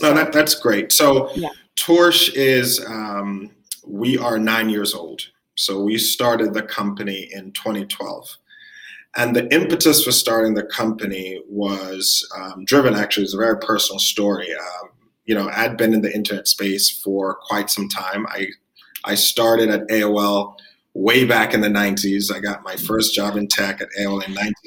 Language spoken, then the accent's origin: English; Jamaica; moved away; also born or lived in New York; I'm Jamaican. I was born in the Caribbean. I'm an immigrant. I came to New York.